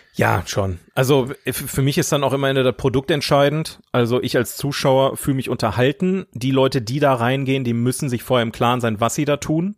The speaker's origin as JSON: {"language": "German", "town": "Oberhausen", "region": "North Rhine-Westphalia", "country": "Germany", "said": "in Oberhausen gelebt, wo ich herkomme"}